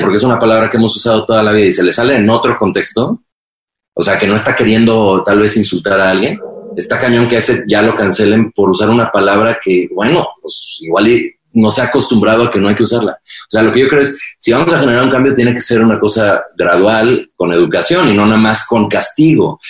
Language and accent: Spanish; Mexico; soy un white sican porque soy mexicano blanco